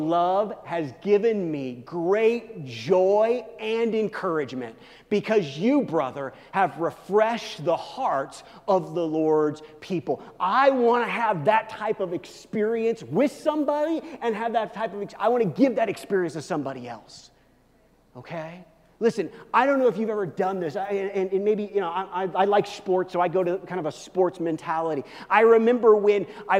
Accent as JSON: {"language": "English", "town": "Kansas City", "country": "United States", "tie": "born or raised there", "moved": "yes", "lives_now": "Denver, United States", "said": "I'm from Kansas City"}